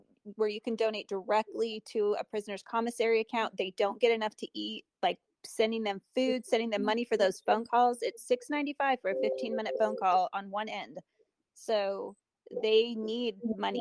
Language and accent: English; California, United States; I'm from California